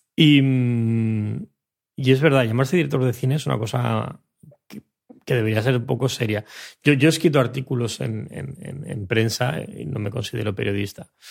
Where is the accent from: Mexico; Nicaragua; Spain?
Spain; Mallorca, Balearic Islands; de donde vengo yo en Mallorca